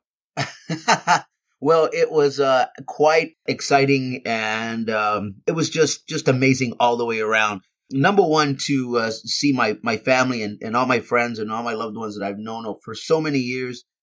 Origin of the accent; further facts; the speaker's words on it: Texas, United States; moved away; back in my hometown in front of my, my family and my friends